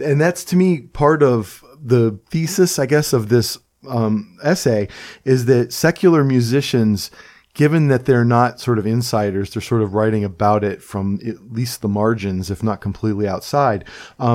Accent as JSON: {"language": "English", "town": "Cleveland", "region": "Ohio", "country": "United States", "tie": "born or raised there", "also_born_or_lived": "West Virginia (family) / Cresson, Pennsylvania (works)", "moved": "yes", "said": "I grew up in Cleveland"}